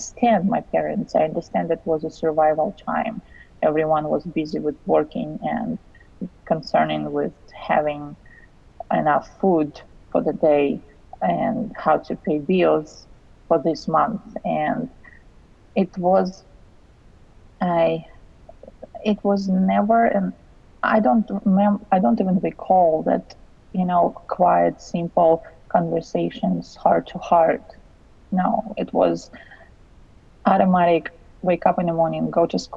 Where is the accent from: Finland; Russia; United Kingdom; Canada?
Russia; English is a second language; moved away; I'm originally from Russia